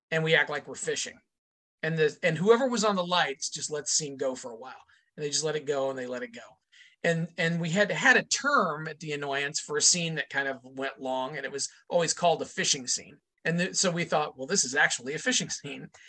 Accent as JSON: {"language": "English", "region": "Indiana", "country": "United States", "tie": "born or raised there", "lives_now": "Chicago, United States", "said": "My hometown in Indiana is, um, if you drew a line between Chicago, where I am now, and Cincinnati, my hometown would fall pretty much in the middle of that line."}